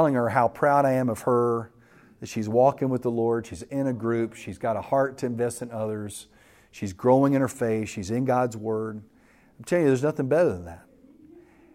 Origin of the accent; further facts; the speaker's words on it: West Texas, United States; I grew up in West Texas